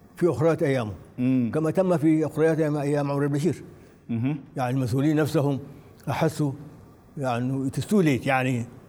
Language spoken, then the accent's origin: Arabic; Sudan; نحن في السودان